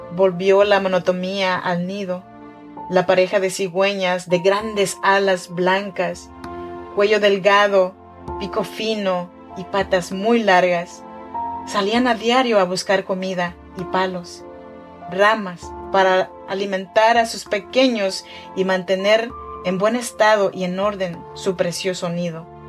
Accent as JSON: {"language": "Spanish", "area": "Chinantla region", "region": "Oaxaca", "country": "Mexico", "moved": "yes", "lives_now": "Sacramento, United States", "said": "Soy mexicana, oaxaqueña de la región chinanteca"}